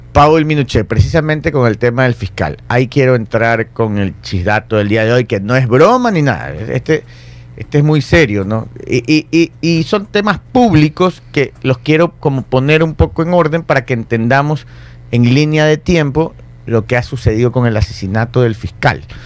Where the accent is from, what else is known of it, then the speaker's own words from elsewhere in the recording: Ecuador; Uno como ecuatoriano